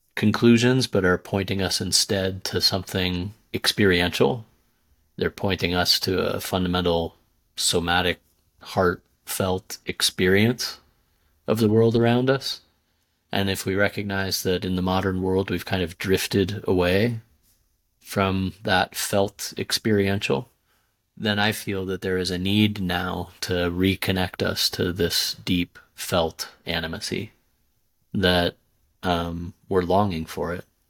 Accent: Southwest, United States; moved away; also born or lived in India; growing up in the Southwest

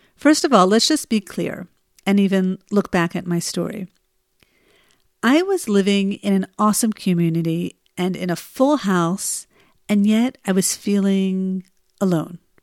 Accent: New Jersey, United States; now in Israel; the winter here in Israel is nothing like the winters I grew up with in New Jersey

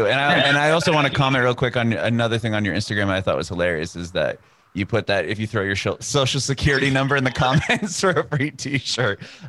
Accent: Southern California, United States; moved away as an adult; also born or lived in San Diego; now in Nashville, United States; So I was born and raised in Southern California, but now we're here.

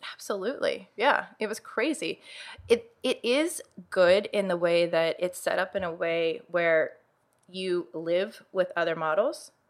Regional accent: Uniontown, Pennsylvania, United States; I grew up in Uniontown, Pennsylvania

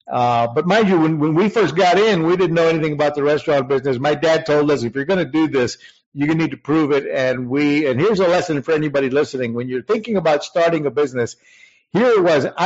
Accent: Puerto Rico; Puerto Rico. I went to Puerto Rican high school.

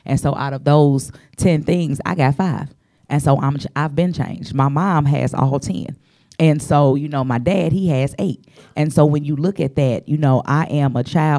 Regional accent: St. Louis, Missouri, United States; I'm from the Lou. I'm the show me state.

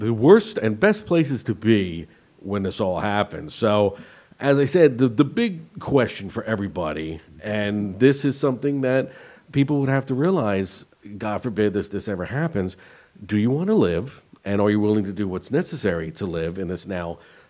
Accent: New Jersey, United States; growing up in New Jersey

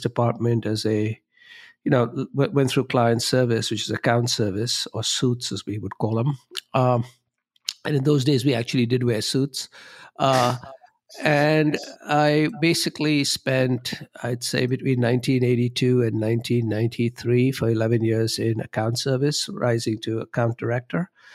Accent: Mumbai, Maharashtra, India; moved away as an adult; now in Chicago, United States; I grew up in Bombay, India, uh, which is now known as Mumbai.

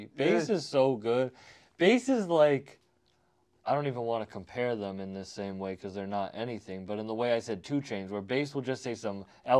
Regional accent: Fitchburg, Massachusetts, United States; …'s from my hometown, Fitchburg, Mass. Like, we grew up.

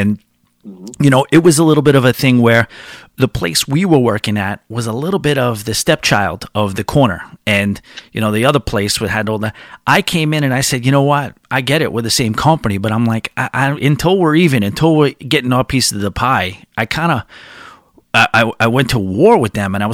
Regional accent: New York area, United States; I'm from the New York area

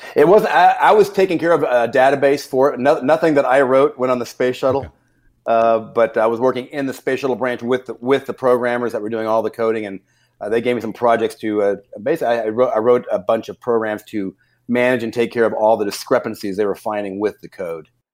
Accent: Houston, Texas, United States; also born or lived in Arizona; I grew up right on the right on the gate, if you will, of NASA there uh, in the space program in Houston

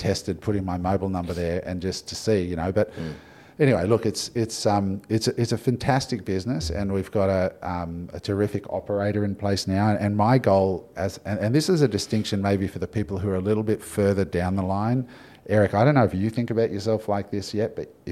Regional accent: Australia; I'm Aussie

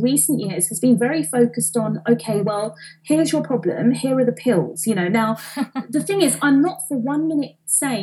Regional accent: London, United Kingdom; I'm an Indian girl, right, from East London

